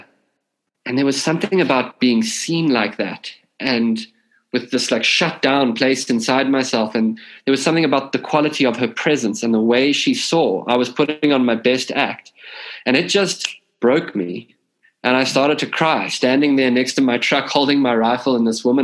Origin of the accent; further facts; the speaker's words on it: South Africa; growing up in South Africa